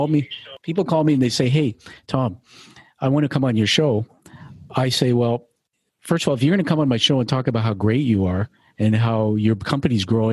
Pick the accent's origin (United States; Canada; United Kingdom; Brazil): Canada; I'm a Canadian